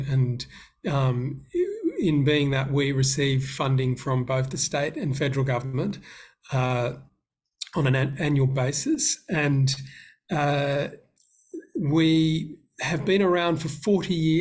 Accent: Sydney, New South Wales, Australia; now in Queensland, Australia; I grew up in Sydney

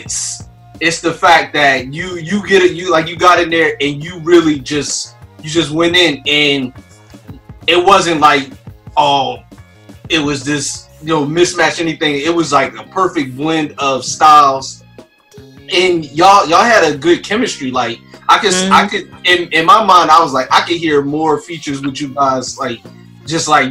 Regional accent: Philadelphia, Pennsylvania, United States; I'm from Philadelphia

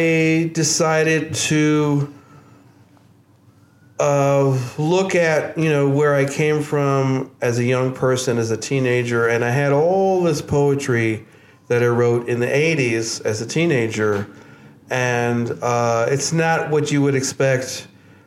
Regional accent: New York City, New York, United States; moved away as an adult; now in Kingston, United States; I'm originally from New York City. Lived all over the city, but mostly grew up in Queens

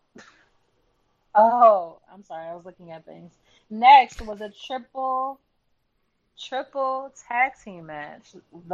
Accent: United States; I'm American, so I say it the way I say it

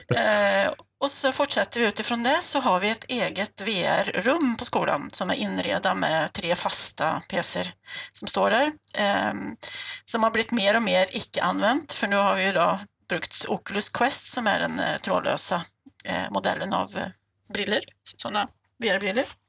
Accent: Sweden; moved away as an adult; now in Norway; Jag är ju svensk och numera också norsk eh, statsborgare. Jag har bott i Norge i 23 år

